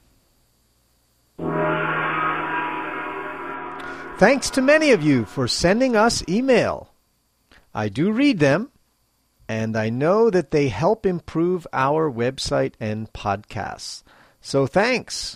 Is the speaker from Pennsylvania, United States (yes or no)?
yes; Philadelphia, Pennsylvania, United States; my hometown of Philadelphia